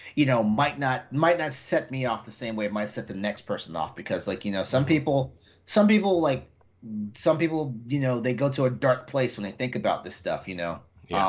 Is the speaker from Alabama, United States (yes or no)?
no; Texas, United States; I I grew up in Texas.